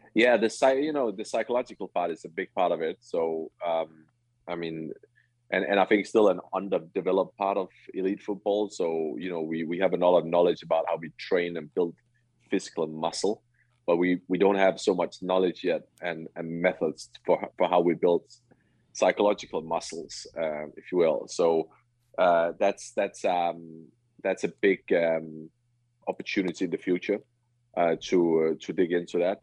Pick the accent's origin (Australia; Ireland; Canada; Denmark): Denmark; Herning, Central Denmark Region; I grew up in Herning